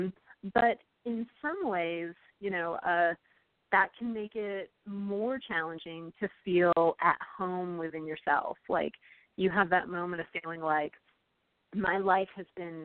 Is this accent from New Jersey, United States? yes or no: no; California, United States; accent: Valley Girl; moved away as an adult; also born or lived in Utah / Texas; now in Virginia, United States; I grew up in California, and I never knew that I had a Valley Girl accent until I went away to college in Utah